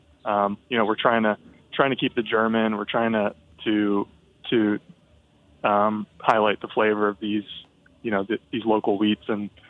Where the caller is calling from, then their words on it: Philadelphia, Pennsylvania, United States; I'm calling from Philly.